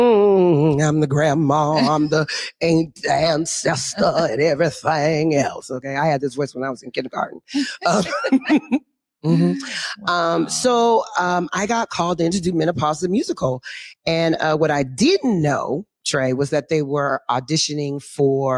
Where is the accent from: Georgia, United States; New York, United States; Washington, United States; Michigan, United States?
Washington, United States; Renton; I'm a graduate from Renton High School. Woo-hoo. So South End, so Skyway